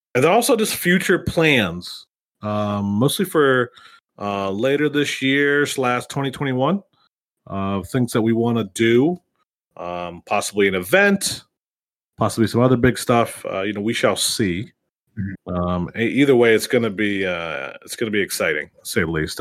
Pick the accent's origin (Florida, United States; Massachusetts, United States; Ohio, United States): Ohio, United States; Youngstown; my hometown in Youngstown